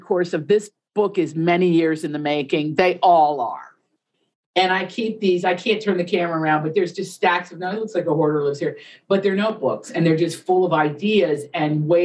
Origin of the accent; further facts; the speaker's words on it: Appalachia, United States; I grew up in Appalachia where there were like, we had to dig to find Italians